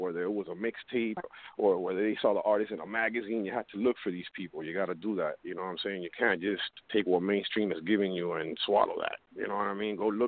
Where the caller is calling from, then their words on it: Miami, Florida, United States; I'm calling from Miami.